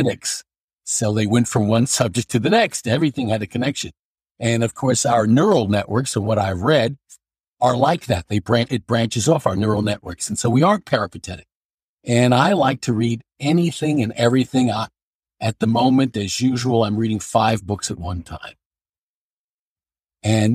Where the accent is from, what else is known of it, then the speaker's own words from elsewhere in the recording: New York City, New York, United States; moved away as an adult; now in Scarsdale, United States; I was born and raised in New York City, Brooklyn, and lived there the first 31 and a half years of my life before I moved to Westchester County, which where I am now in Scarsdale